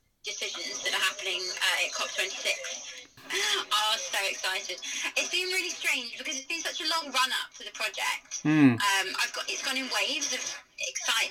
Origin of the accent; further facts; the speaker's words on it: Tunbridge Wells, South East England, United Kingdom; moved away as an adult; now in Bournemouth, United Kingdom; I'm originally from Tunbridge in Kent. I grew up in the Guides